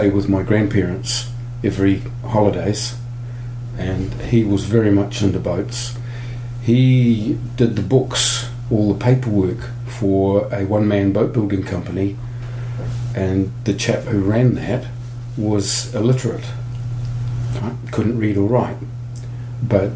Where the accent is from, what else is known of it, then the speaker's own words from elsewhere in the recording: Taumarunui, Manawatū-Whanganui, New Zealand; I grew up in New Zealand. I was born in the central North Island town of Tamaranui